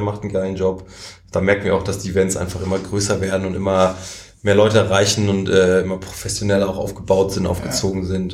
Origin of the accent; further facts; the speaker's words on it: Germany; als Deutsche